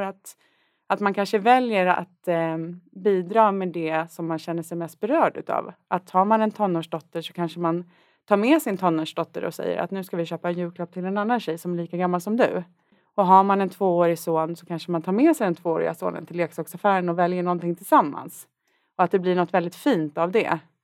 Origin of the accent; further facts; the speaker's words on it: Värmdö, Stockholm County, Sweden; född och uppvuxen på Värmdö